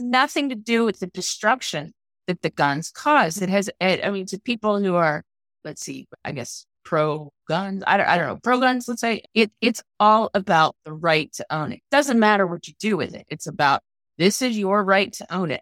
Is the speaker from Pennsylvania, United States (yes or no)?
yes; Pennsylvania, United States; I'm from Pennsylvania